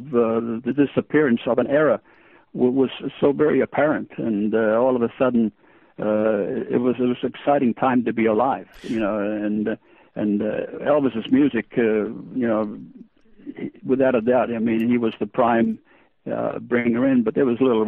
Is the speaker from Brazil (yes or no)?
no; Australia; English is a second language; also born or lived in Estonia; being born in Estonia, being a DP or a displaced person, and after the war, immigrating to Australia, and then I grew up basically in Australia, learning the new English language